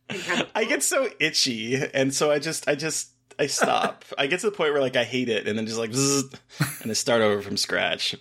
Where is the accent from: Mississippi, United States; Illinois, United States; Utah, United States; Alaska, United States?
Alaska, United States; born or raised there